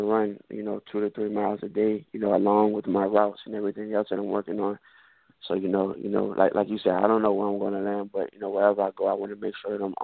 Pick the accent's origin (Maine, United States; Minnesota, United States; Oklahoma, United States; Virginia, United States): Virginia, United States; Richmond; right now I'm home in Richmond, Virginia, training right now